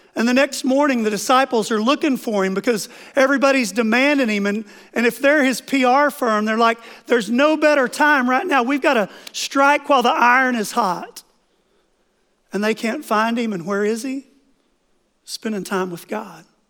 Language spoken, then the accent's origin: English; Oklahoma, United States; moved away; I grew up in Oklahoma on five acres